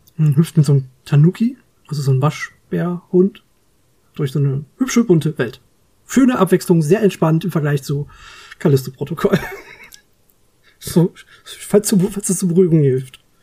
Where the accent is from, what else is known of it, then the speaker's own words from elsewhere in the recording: Germany; bei uns in Deutschland